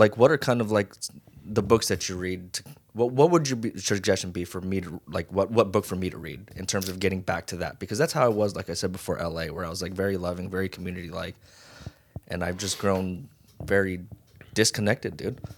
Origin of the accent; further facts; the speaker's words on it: Las Vegas, Nevada, United States; moved away as an adult; also born or lived in Hawaii; now in Los Angeles, United States; I was born in Hawaii and raised in Vegas